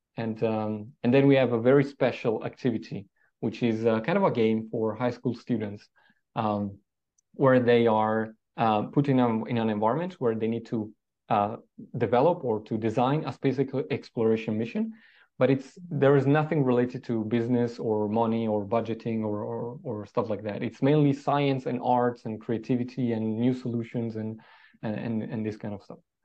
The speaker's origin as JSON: {"language": "English", "town": "Trento", "region": "Trentino-Alto Adige", "country": "Italy", "tie": "born or raised there", "said": "I was born in a very small town uh, in the Alps called Trento, uh, next to the Austrian border."}